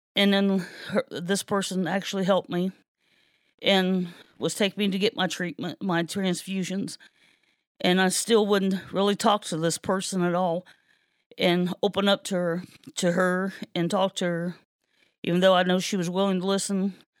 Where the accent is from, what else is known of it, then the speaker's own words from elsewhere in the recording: Kenton, Ohio, United States; I was born and raised here in Kenton.